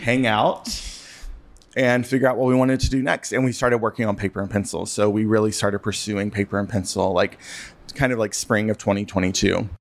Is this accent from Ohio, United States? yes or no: no; Western North Carolina, United States; now in Chicago, United States; I grew up in North Carolina and Western North Carolina